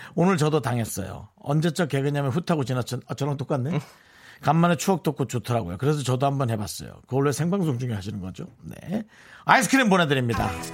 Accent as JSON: {"language": "Korean", "town": "Gangneung", "region": "Gangwon", "country": "South Korea", "tie": "born or raised there", "said": "제가 대관령 옆에 강릉 출신인데"}